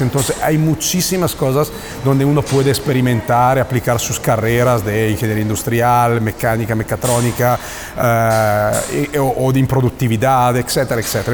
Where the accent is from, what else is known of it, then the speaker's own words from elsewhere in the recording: Italy; Spanish is a second language; moved away as an adult; now in Mexico; yo soy italiano, yo, estoy en México desde hace el 2005